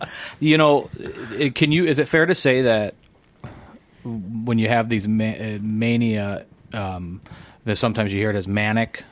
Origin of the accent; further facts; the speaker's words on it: Illinois side, United States; growing up on the Illinois side, um, I mean, I grew up near Clinton Hills